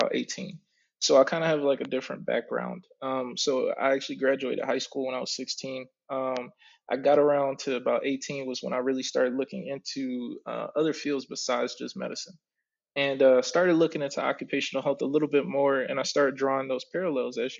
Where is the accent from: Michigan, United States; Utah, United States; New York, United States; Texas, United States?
Michigan, United States; Oak Park; also born or lived in Detroit, Michigan; I grew up right outside of it, but I was born and raised up until I was about five in Detroit. And after that, I moved to Oak Park